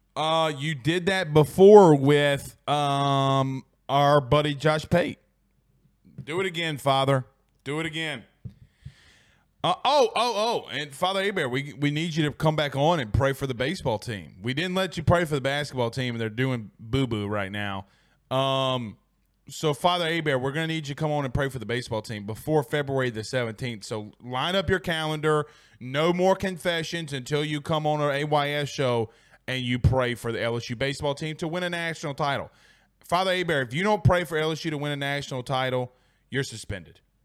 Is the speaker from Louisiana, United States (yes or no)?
yes; Franklinton or Amite, Louisiana, United States; I'm from Frankleton or Amy, Louisiana